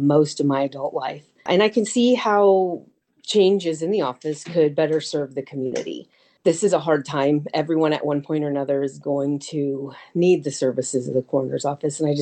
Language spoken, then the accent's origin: English; Tolono, Illinois, United States; now in Urbana, United States; I was raised in Tolono